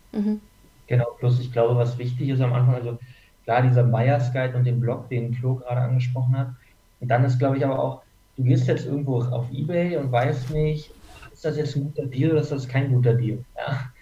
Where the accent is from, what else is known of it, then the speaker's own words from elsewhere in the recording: Berlin, Germany; moved away as an adult; now in Munich, Germany; ich komme aus Berlin eigentlich und bin zum Studieren nach München gekommen